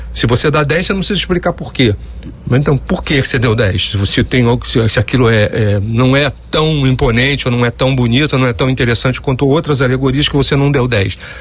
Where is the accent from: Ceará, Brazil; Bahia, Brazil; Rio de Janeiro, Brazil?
Rio de Janeiro, Brazil; brincar assim com a minha família nas ruas da Tijuca, que eu fui criado lá, no Andaraí